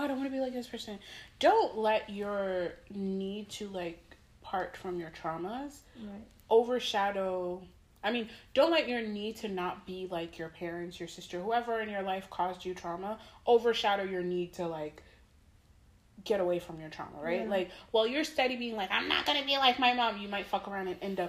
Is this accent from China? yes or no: no; Haiti; I'm from Haiti.